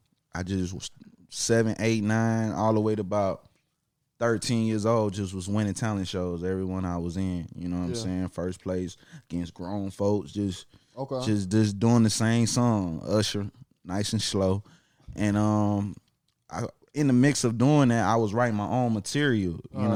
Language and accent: English; Atlanta, Georgia, United States; also born or lived in South Carolina; I was born in Atlanta, you know, 1990. I'm a 90s baby. Georgia Baptist Hospital. Went to South Carolina for a few years. Came back to Atlanta right after doing Apollo at 7 years old.